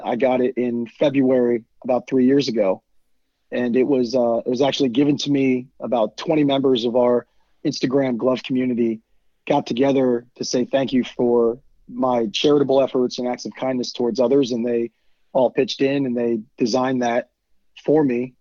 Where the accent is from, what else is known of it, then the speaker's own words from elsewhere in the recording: Virginia, United States; I'm from Virginia